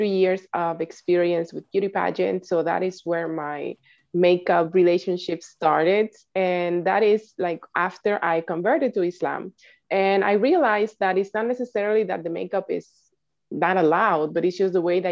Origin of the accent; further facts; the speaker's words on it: Dominican Republic; now in New York City, United States; I am originally from the Dominican Republic